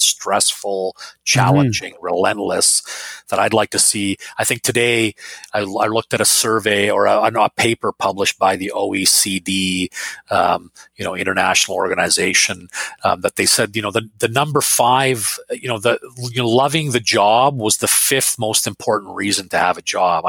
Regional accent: Finland; moved away; So I was born in Finland

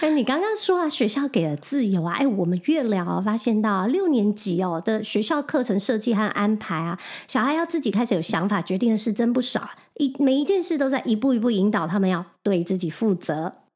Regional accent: Taiwan; moved away as an adult; now in New York, United States; 我们两个都是在台湾土生土长，没有在这里上过国高中

